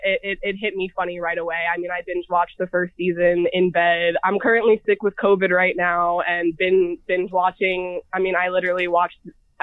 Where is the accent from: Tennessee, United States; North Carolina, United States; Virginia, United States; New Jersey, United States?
North Carolina, United States; also born or lived in New York; I was born in New York. I've been in Philly plenty of times. But I grew up in North Carolina for the most part.